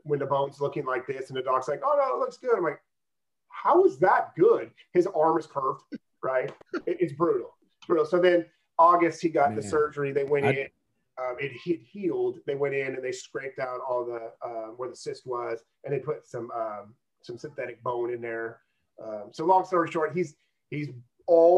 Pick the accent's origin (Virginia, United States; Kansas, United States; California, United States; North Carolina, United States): California, United States; Auburn; Growing up in Auburn